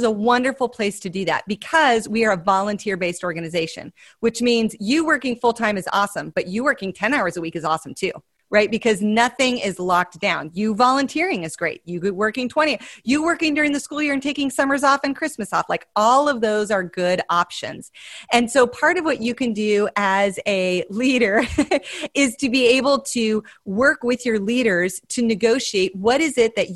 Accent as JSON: {"language": "English", "region": "Montana", "country": "United States", "said": "I'm from Montana"}